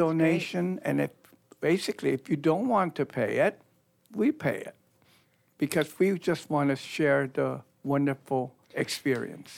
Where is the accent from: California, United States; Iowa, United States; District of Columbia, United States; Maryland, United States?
California, United States; Northern; moved away; I was raised in Northern California